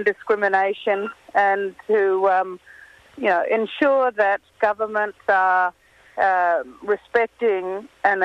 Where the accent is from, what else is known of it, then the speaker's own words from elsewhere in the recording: Fitzroy Crossing, Western Australia, Australia; from my hometown in Fitzroy Crossing